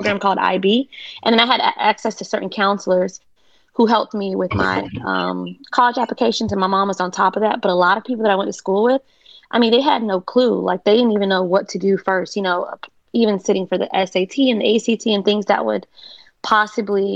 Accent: North Miami, Florida, United States; growing up in North Miami, where I'm from, it's like mostly Haitian. And I'm Haitian too

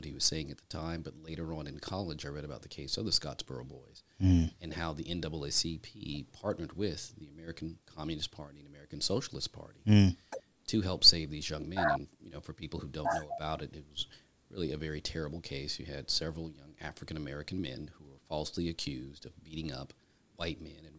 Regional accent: Germany; My father served in the military, and so I grew up in Germany.

